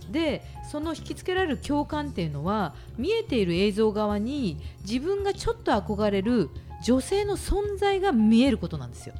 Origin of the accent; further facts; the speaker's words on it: Shimane, Japan; moved away; 私は島根県の出身なんでね